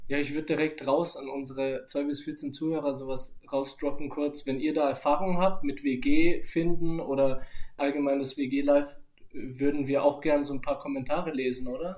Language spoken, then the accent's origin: German; Nuremberg, Bavaria, Germany; habe ich natürlich früher mit meiner Mutter gelebt mhm. und äh, meinem Stiefvater und meinem Bruder. Genau in der Hut bei LW471 in Langwasser.